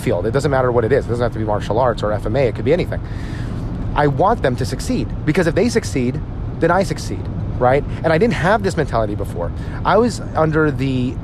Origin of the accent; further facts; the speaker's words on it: United States; I don't speak Tagalog. I'm an American, as you can hear my voice.